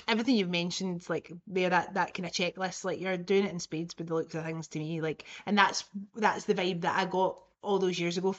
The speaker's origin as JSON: {"language": "English", "region": "Scotland", "country": "United Kingdom"}